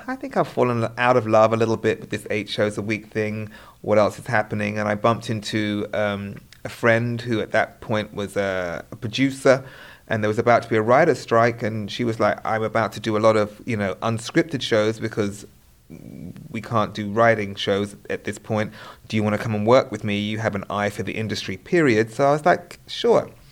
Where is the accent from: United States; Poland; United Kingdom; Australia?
United Kingdom; being British